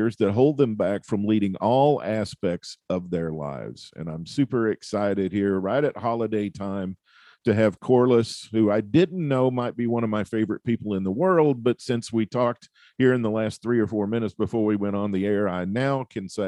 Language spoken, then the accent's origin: English; the southern United States, United States; I'm from the southern part of the United States